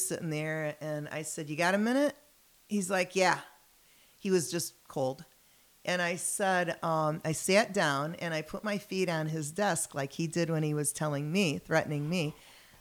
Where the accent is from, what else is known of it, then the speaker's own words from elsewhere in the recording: Detroit, Michigan, United States; now in Rockford, United States; Detroit? That's my hometown